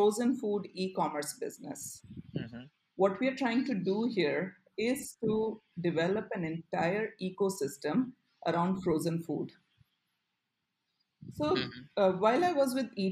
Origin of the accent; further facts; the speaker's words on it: Ahmedabad, Gujarat, India; I grew up in Ahmedabad